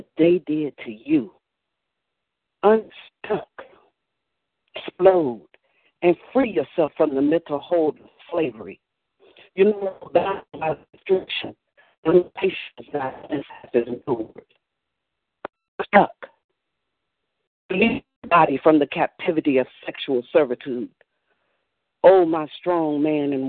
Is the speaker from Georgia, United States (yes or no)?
yes; Atlanta, Georgia, United States; I'm from the South Metro area of Atlanta, area called Bridge.